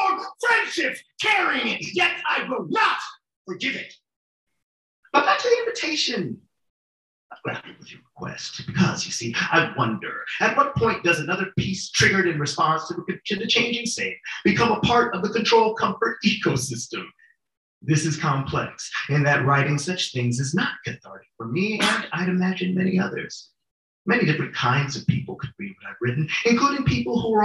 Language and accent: English; Los Angeles, California, United States; moved away; When I grew up in Los Angeles, after April 29th, 1992